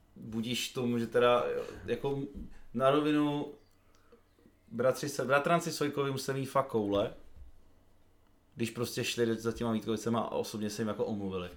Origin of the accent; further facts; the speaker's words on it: Brno, South Moravian Region, Czechia; jsem z Brna